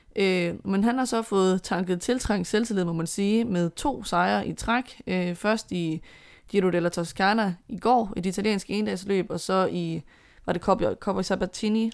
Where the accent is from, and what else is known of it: Denmark